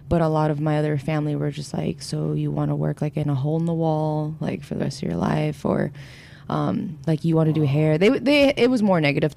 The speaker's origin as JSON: {"language": "English", "area": "Orange County", "region": "California", "country": "United States", "tie": "born or raised there", "lives_now": "Los Angeles, United States", "said": "Originally, I grew up in Orange County, but now I'm in L.A. area"}